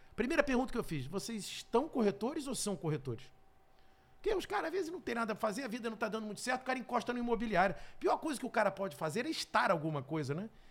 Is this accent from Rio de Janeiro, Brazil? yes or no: yes; Rio de Janeiro, Brazil; eu morava no Rio, que eu sou carioca